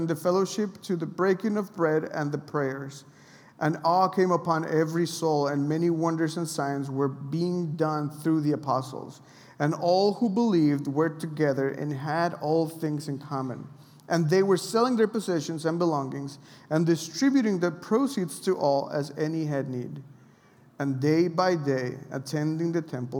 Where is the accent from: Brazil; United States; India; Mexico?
Mexico; I'm from Mexico